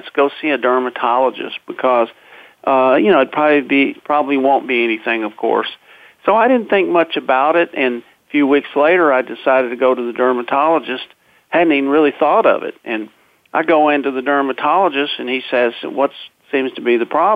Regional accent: Texas, United States; moved away; I'm a Texan, a fifth-generation Texan, and I was living in Texas back then

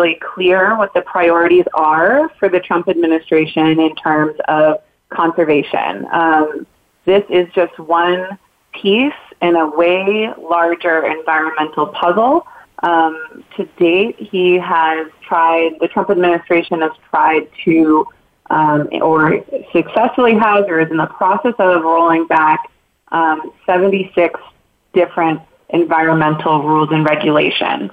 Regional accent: Maine, United States; now in Boston, United States; As somebody from the Northeast myself, I'm from Maine, I currently live in Boston

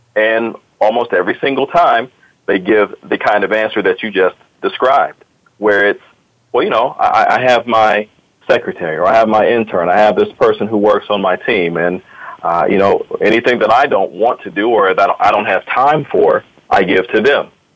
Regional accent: Akron, Ohio, United States; now in Columbus, United States; I'm uh, originally from Akron, Ohio, as, as uh, this other guy, some people may know in your audience, LeBron James. He's also from my hometown

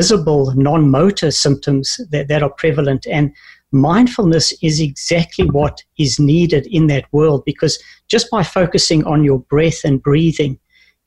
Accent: South Africa; moved away; also born or lived in New Zealand / Canada; growing up in South Africa

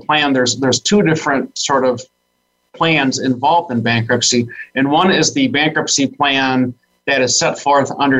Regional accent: Saginaw, Michigan, United States; I was born and raised in Saginaw, Michigan

